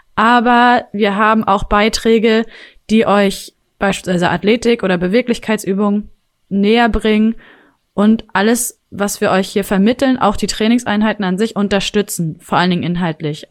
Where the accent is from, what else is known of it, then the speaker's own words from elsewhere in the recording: Rostock, Mecklenburg-Vorpommern, Germany; moved away as an adult; also born or lived in Leipzig; now in Hamburg, Germany; ich nämlich gebürtige Rostockerin ja. bin